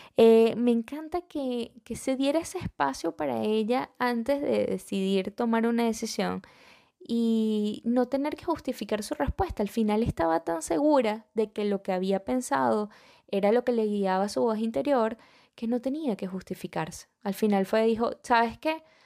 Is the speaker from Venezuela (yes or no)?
yes; Venezuela; moved away; yo soy venezolana